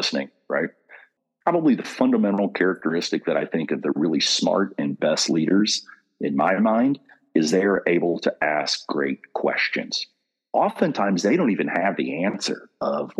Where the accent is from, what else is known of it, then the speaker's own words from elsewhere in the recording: Kentucky, United States; Coming from Kentucky was always a tagline. Hey, say it real slow. I'm from Kentucky